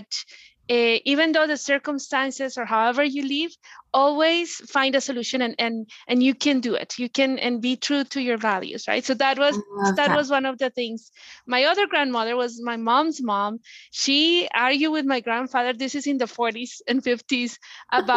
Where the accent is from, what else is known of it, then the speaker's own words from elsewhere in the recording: Colombia; moved away; I'm originally from Colombia.